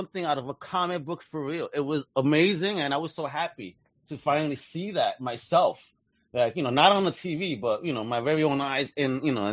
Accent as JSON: {"language": "English", "region": "New York", "country": "United States", "tie": "born or raised there", "moved": "yes", "lives_now": "Florida, United States", "said": "I grew up in New York."}